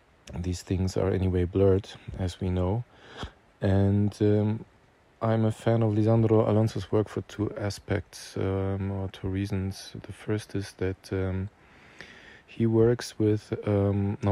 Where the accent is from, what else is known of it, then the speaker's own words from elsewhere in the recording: Germany; I'm a filmmaker from Germany